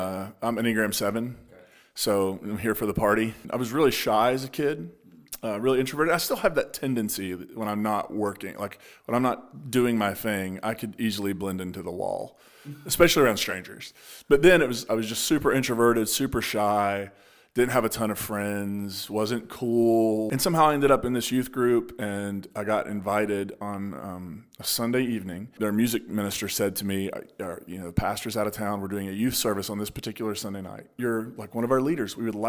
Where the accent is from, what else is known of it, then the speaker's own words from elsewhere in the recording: Kentucky, United States; I'm from the Appalachian region, so Eastern Kentucky, West Virginia border town. Is where I grew up.